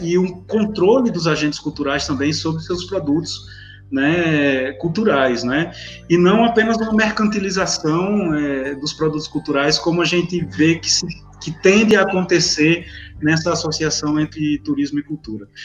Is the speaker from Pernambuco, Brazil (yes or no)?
no; Umarizal, Rio Grande do Norte, Brazil; also born or lived in Natal; sou natural da cidade de Umarizal, lá no, no no interior do Rio Grande do Norte.